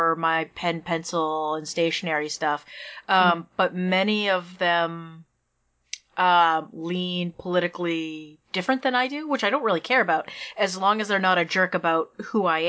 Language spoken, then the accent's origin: English; Maine, United States; moved away; I'm from Maine